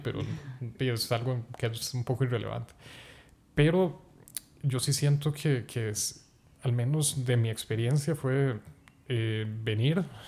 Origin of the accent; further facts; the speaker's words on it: Zarcero, Alajuela, Costa Rica; also born or lived in Palmares; venir de zarcero, y pues el entorno musical allá es un huevito, y porque se encuentra a 40 kilómetros de San José